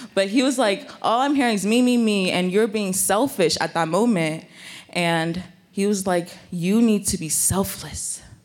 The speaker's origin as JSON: {"language": "English", "country": "Nigeria", "tie": "born or raised there", "also_born_or_lived": "Bay Area, California", "moved": "yes", "lives_now": "United States", "said": "I was born in Nigeria, and I had, like, sometimes, I have an accent"}